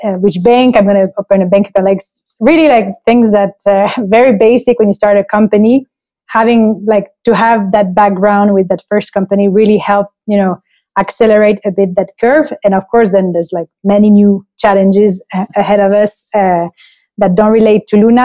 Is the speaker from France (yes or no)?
yes; France; moved away as an adult; also born or lived in Montreal, Canada / Chile / Colombia; now in Mexico; I was raised in France. My dad was in the military, so we changed quite a few times of town